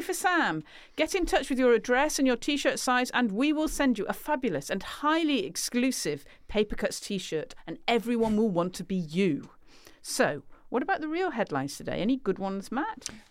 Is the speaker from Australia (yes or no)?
no; United Kingdom; speaking as a British person